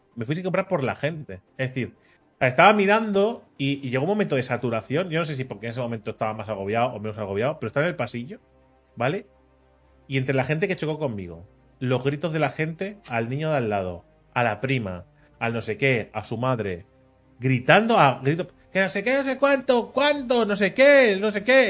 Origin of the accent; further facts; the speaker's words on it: Catalonia, Spain; yo, que soy nacido aquí en Cataluña, ¿vale? Que soy de padres catalanes, ¿vale? Y de abuelos de Jaén, ¿vale? Pero que soy, que soy de aquí